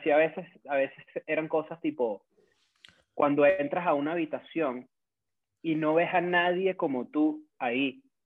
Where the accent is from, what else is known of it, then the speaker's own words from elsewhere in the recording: Caracas, Capital District, Venezuela; accent: caraqueño; en mi dialecto caraqueño